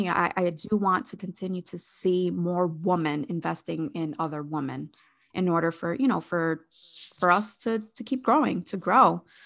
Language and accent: English; Hartford, Connecticut, United States; moved away as an adult; also born or lived in Agawam, Massachusetts; now in Massachusetts, United States; I'm originally from Hartford, Connecticut.